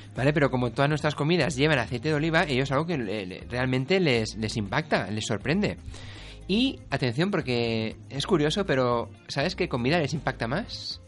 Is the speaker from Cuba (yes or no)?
no; Spain; Los españoles somos los más inquietos, de culo inquieto somos los españoles